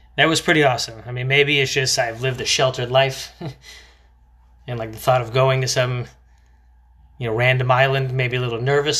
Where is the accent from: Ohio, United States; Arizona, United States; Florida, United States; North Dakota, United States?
Florida, United States; growing up in Florida